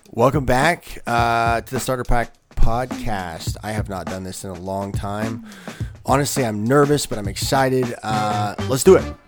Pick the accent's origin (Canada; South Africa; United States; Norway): United States; Illinois; we're from Illinois